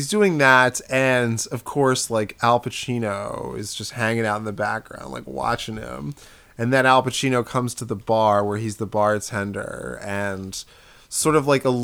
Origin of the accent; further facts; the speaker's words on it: Lawrenceville, New Jersey, United States; we were in my parents' in my hometown in Lawrenceville, New Jersey